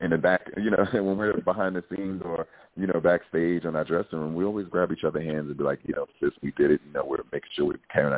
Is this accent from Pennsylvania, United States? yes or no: no; New York City, New York, United States; I come from Brooklyn, New York